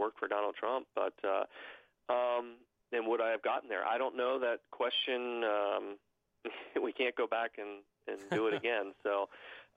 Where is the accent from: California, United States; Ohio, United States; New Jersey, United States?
Ohio, United States; Cincinnati; Big fan of my hometown professional sports, the Cincinnati Reds and Cincinnati Bengals and the Cincinnati Bearcats